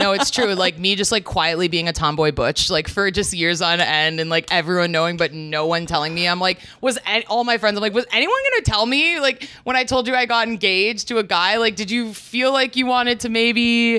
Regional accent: a suburb of Chicago, Illinois, United States; I grew up in like a suburb of Chicago.

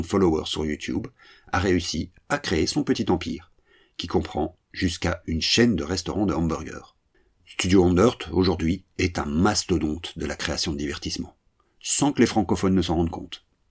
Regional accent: French-speaking Belgium, Belgium; Chez nous, en Belgique francophone

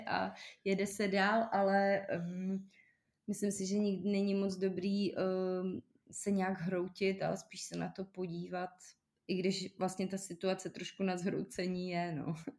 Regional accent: Czechia; my Češi

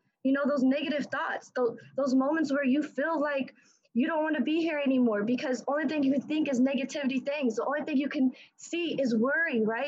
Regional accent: Indiana, United States; I'm from Indiana, right? I'm 18 years old.

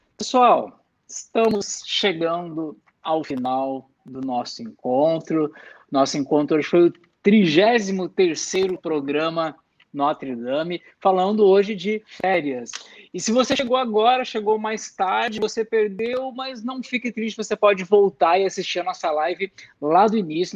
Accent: Rio Grande do Sul, Brazil; Eu sou gaúcho

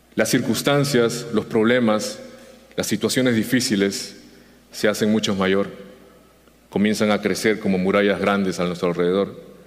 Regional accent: Peru; now in United States; Llegué a los Estados Unidos en el 2002 y sucedió la separación. Él se quedó en, en mi tierra, en Perú

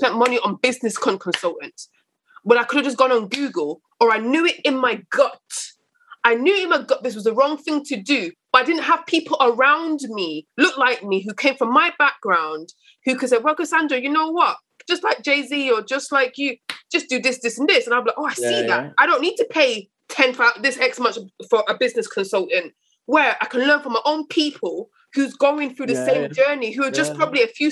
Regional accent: Coventry, West Midlands, United Kingdom; moved away; I wasn't born in London. So growing up in Coventry, where I had my teenagers in Coventry

